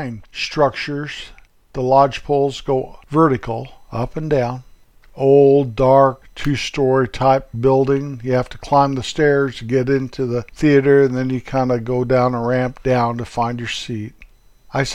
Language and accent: English; north central Colorado, United States; my little hometown, up there in north central Colorado, Rocky Mountains